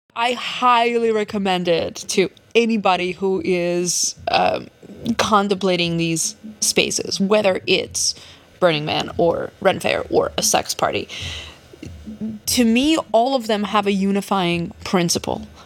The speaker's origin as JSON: {"language": "English", "town": "Odesa", "region": "Odesa Oblast", "country": "Ukraine", "tie": "born or raised there", "moved": "yes", "lives_now": "New York, United States", "said": "I was born in Odessa, Ukraine, back in the USSR still, and I moved here just two weeks before it all fell apart"}